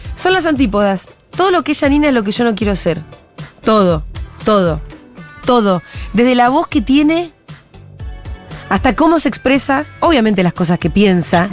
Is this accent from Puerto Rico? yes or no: no; Bariloche, Río Negro, Argentina; moved away; Yo soy de Bariloche